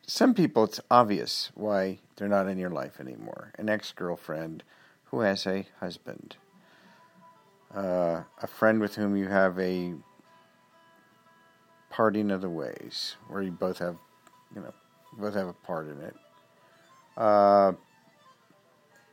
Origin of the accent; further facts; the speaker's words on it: West Coast of America, United States; I'm from the West Coast of the America.